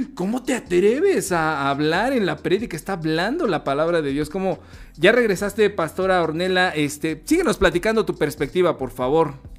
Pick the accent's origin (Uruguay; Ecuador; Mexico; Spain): Mexico; nosotros como latinoamericanos, en específico como mexicanos